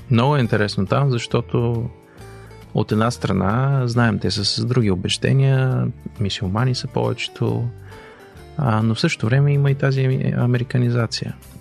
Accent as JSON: {"language": "Bulgarian", "country": "Bulgaria", "moved": "as an adult", "lives_now": "Canada", "said": "като българи"}